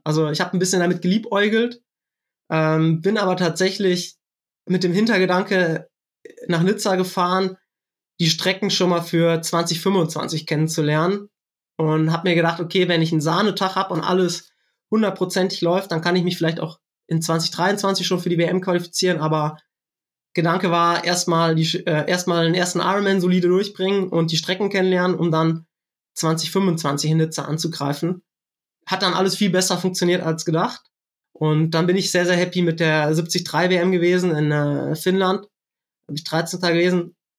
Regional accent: Siegerland, North Rhine-Westphalia, Germany; ich komme aus dem Siegerland

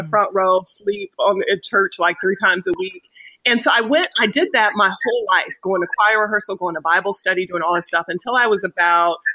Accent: Wichita, Kansas, United States; also born or lived in Oklahoma; So I grew up in Wichita, Kansas, and I grew up with really modest kind of means with our family

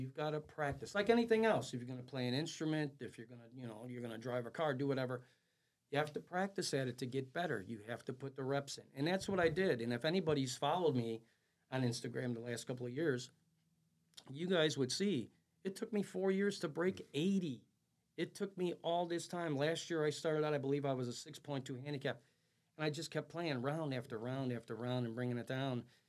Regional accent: Chicago, Illinois, United States; I was born and raised in the River West neighborhood of Chicago, Illinois

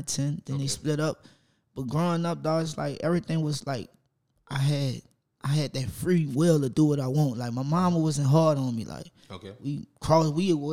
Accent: New Orleans, Louisiana, United States; I'm from New Orleans

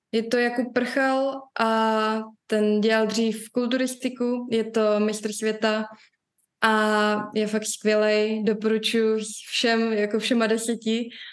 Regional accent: Prague, Czechia; jsem rozená Pražečka

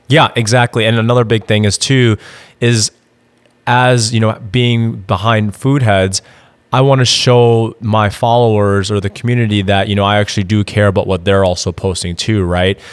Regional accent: Madison, Wisconsin, United States; moved away as an adult; now in Austin, United States; I'm actually originally from Madison, Wisconsin. Moved down to Austin, Texas in twenty sixteen

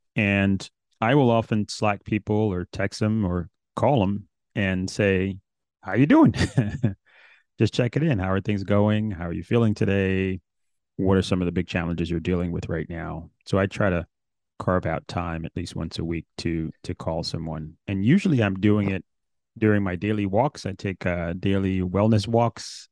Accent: New York City, New York, United States; growing up in New York City

